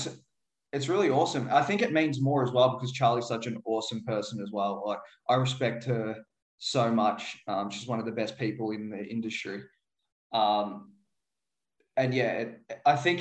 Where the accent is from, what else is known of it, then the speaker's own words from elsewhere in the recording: Werribee, Victoria, Australia; growing up in Werribee, it's really working class, lower social economical sort